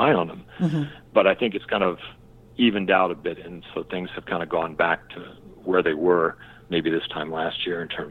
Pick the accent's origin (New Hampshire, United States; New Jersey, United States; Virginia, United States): Virginia, United States; Richmond; moved away; I applied for a job in Richmond, Virginia, which is my hometown.